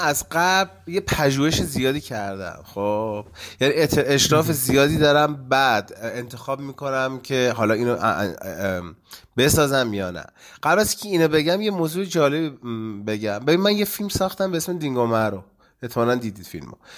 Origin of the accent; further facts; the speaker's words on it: Gachsaran, Kohgiluyeh and Boyer-Ahmad, Iran; also born or lived in Khuzestan; چون من توی اشایر دنیا آمدم پدرم شرکت نفتی بود و ما دیگه اومدیم مثلا خوزستان یه مدتی بودیم بعد دیگه اومدیم گشسران